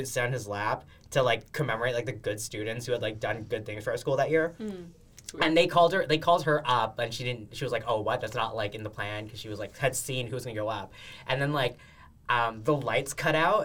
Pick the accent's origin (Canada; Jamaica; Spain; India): Canada; we're Canadian